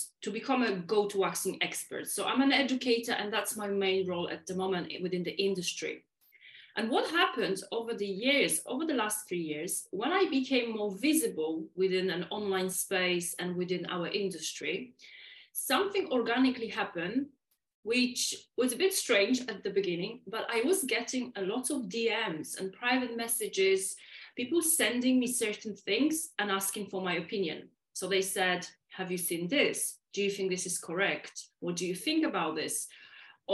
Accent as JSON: {"language": "English", "country": "Poland", "first_language": "Polish", "second_language": "English", "moved": "yes", "said": "I am from Poland, guys, and English is my second language, and we speak very quick in Polish, in native language"}